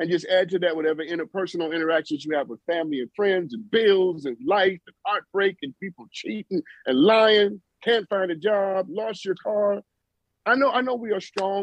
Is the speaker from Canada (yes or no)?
no; New York City, New York, United States; I'm from Brooklyn